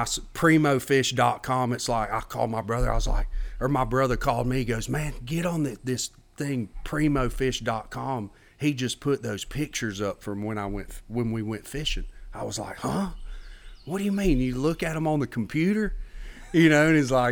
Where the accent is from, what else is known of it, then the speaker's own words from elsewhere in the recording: Pelham, Alabama, United States; I grew up in Pelham, Alabama, just south of Birmingham